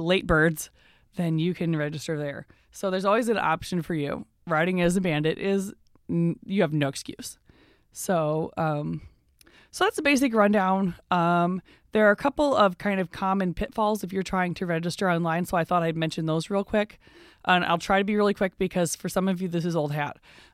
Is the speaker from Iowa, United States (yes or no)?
yes; Iowa City, Iowa, United States; moved away; I am from the Iowa City, Coralville area